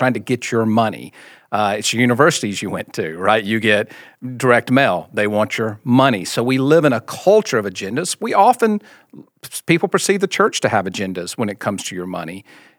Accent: Mississippi, United States; now in Austin, United States; So grew up in the Deep South in Mississippi, as you can tell by the accent. I still have a little bit of that accent. My wife Jennifer and I just moved to Austin, Texas 6 months ago.

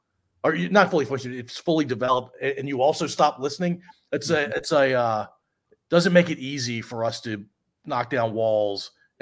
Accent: Washington metropolitan area, United States; I grew up in Commander territory. We called it the Redskins back in the day.

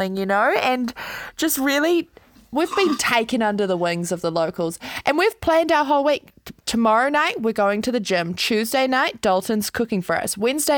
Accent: Auckland, New Zealand; also born or lived in Ruakaka, Northland; I'm from Auckland

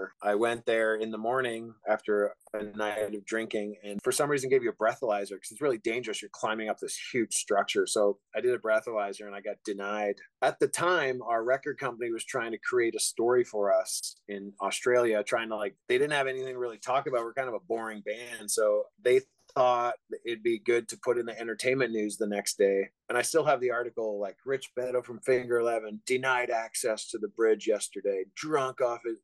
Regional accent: Canada; moved away as an adult; also born or lived in Wales; now in Michigan, United States; I was born in Wales, in Great Britain. I moved to Canada when I was 3.5 years old.

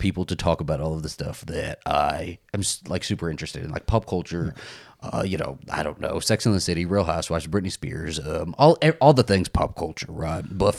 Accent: New York, United States; I'm born and bred New York, you know. I am from New York, you know, when I used to live in New York.

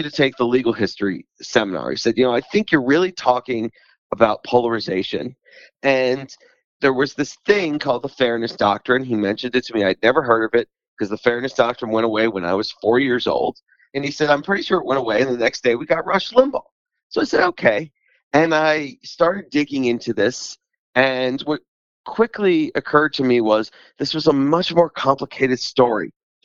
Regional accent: Philadelphia, Pennsylvania, United States; I come from the Philadelphia region

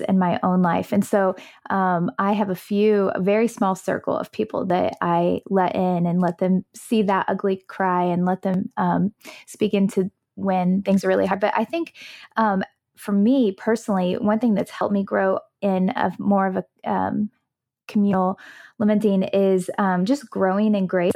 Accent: United States; growing up in the United States of America

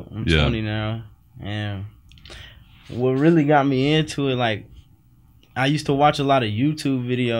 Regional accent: Cicero, Illinois, United States; Cicero, Chicago.

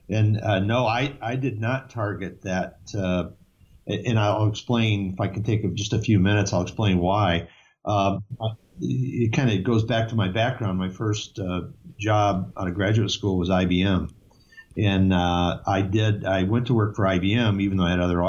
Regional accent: Detroit, Michigan, United States; moved away as an adult; also born or lived in Massachusetts; now in New Hampshire, United States; born in Detroit, Michigan. I grew up in Michigan, and I actually went to undergraduate school and graduate school in Michigan as well

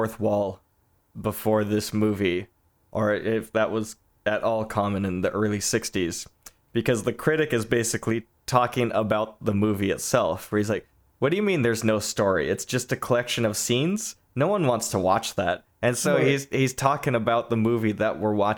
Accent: Southern California, United States; moved away as an adult; now in Northern California, United States; I'm from Southern California. I live up north now

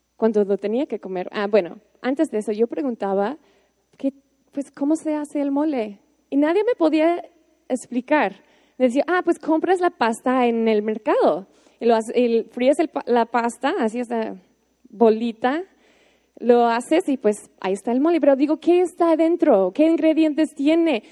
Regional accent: United States; Spanish is a second language; moved away as an adult; now in Mexico; yo, así como una gringa, una buena gringa

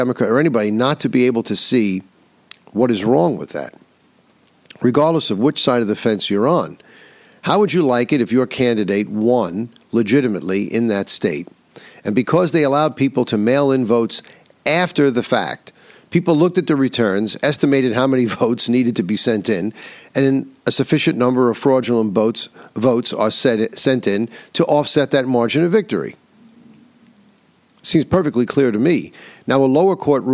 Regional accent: New York, United States; my home state of New York

